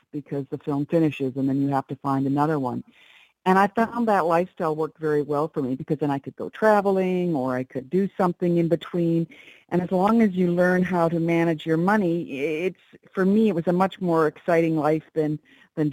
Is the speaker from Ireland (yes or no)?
no; Canada; I've worked mostly, well, my entire life as a Canadian in Canada in the film industry